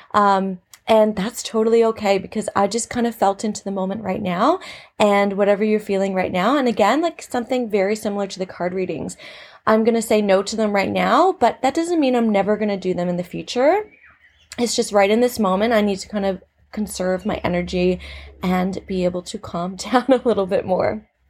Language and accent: English; Canada; now in Australia; I'm from Canada, living in Australia